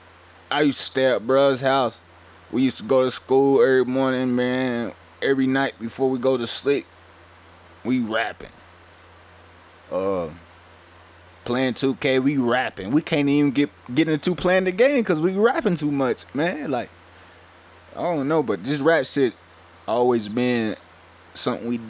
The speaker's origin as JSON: {"language": "English", "town": "Welch", "region": "West Virginia", "country": "United States", "said": "we come from Welch, West Virginia, a small town in the mountains."}